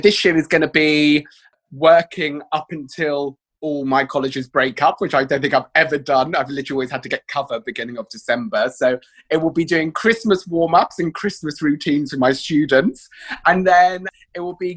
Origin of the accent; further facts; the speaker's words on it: Cornwall, South West England, United Kingdom; I'm from Cornwall